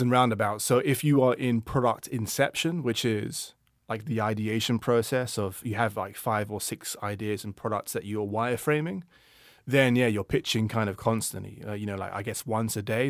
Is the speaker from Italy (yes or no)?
no; London, United Kingdom; when I grew up in London